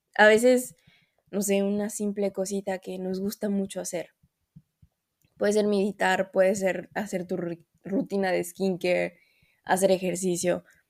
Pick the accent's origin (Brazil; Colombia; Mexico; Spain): Mexico; moved away; yo soy mexicana